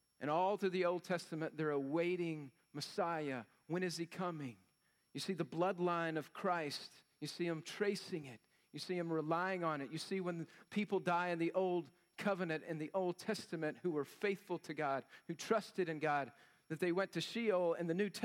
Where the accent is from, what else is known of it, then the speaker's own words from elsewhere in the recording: Llano, Texas, United States; from Llano, Texas, y'all, redneck